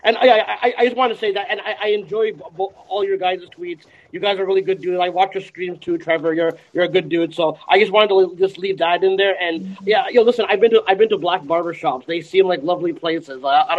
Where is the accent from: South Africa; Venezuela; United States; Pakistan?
Pakistan; I'm Pakistani, so I should be one of those, like, minorities